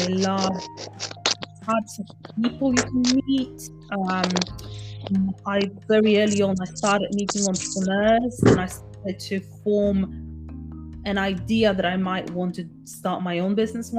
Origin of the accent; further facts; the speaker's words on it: Poland; I grew up in Poland